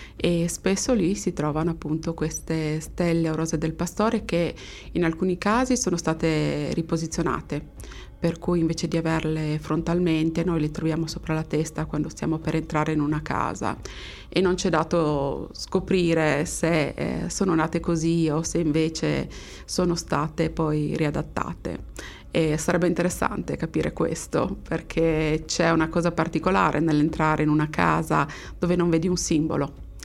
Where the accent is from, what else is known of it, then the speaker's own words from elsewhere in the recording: Friuli-Venezia Giulia, Italy; sono friulana